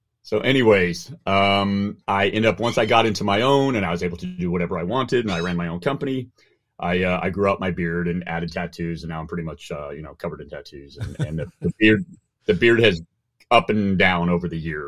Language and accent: English; Germany; moved away as an adult; also born or lived in Oban, Scotland; now in United States; I was born in Oban, Scotland. My father was NATO, British military. I moved to Germany, spent all of my time from the age of 2 till 18 in Germany. And then I moved to the U.S. to go to university.